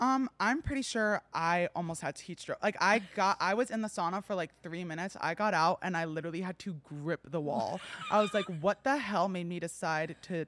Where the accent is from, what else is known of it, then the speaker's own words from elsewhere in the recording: New Jersey, United States; now in Los Angeles, United States; I'm New Jersey.